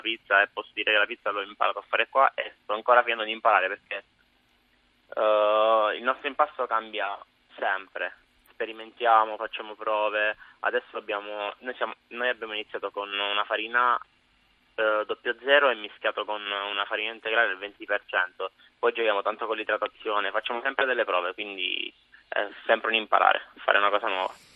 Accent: Pescara, Abruzzo, Italy; moved away as an adult; also born or lived in Sant'Antimo, Campania (family); now in London, United Kingdom; sono di Pescara

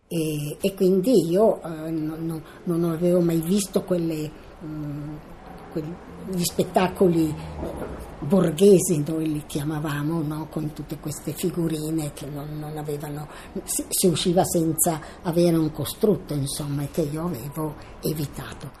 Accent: Milan, Lombardy, Italy; sono nata a Milano il quindici due millenovecentoventinove

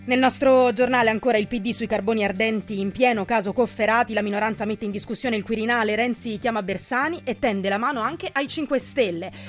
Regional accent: Basilicata, Italy; born there; Va bene, confesso, sono nato in Basilicata. Sì, la Basilicata esiste.

